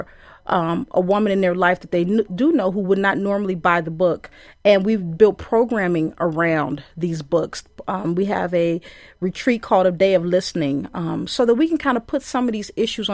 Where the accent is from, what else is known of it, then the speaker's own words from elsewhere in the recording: Chicago, Illinois, United States; now in Madison, United States; I'm from Chicago and I'm a woman who's in Madison